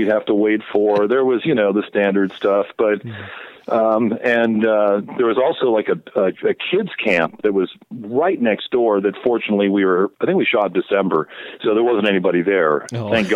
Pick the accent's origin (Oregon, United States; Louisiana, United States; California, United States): Oregon, United States; I grew up in Oregon.